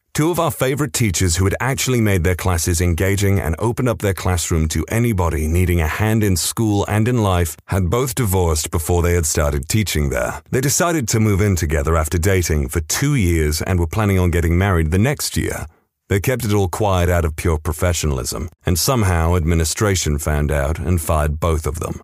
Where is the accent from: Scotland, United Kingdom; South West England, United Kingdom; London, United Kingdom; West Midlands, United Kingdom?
West Midlands, United Kingdom; I come from the Midlands of the U K, specifically the West Midlands